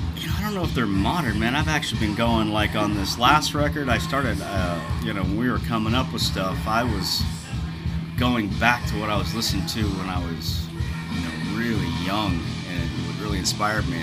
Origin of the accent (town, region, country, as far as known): Alaska, United States; born or raised there; moved away; also born or lived in Girdwood, Alaska / Anchorage, Alaska